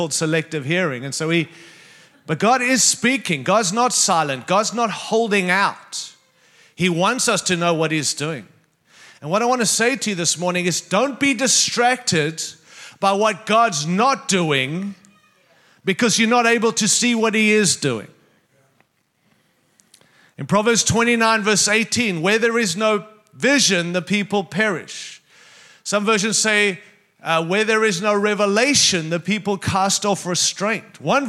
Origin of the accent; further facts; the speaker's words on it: Denver, Colorado, United States; going to sound like I'm from Denver, Colorado, but I am. And that's not in Canada